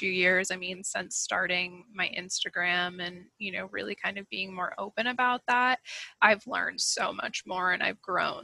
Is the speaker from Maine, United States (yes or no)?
yes; Maine, United States; I grew up in Maine, not too far from where I actually live now